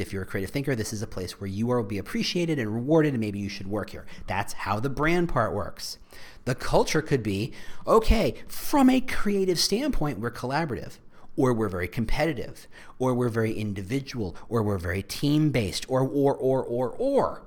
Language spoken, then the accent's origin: English; New Jersey, United States; I was raised in New Jersey